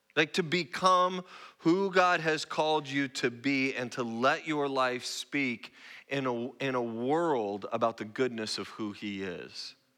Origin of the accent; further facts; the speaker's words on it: Roseburg, Oregon, United States; moved away as an adult; also born or lived in Spokane, Washington; now in San Antonio, United States; I'm not Texan. I'm, I'm a native Northwest person. I grew up in Roseburg, Oregon.